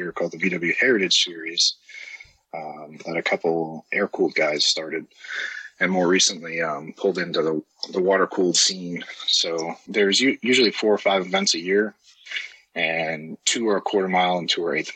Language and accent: English; Maine, United States; moved away as an adult; also born or lived in Maryland; where I grew up here in Maine